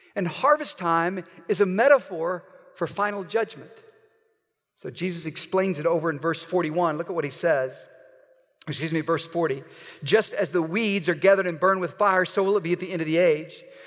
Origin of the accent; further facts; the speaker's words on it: Oklahoma, United States; I'm from Oklahoma